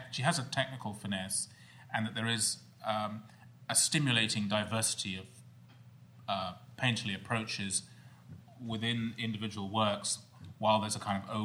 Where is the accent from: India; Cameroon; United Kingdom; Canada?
United Kingdom; as a Brit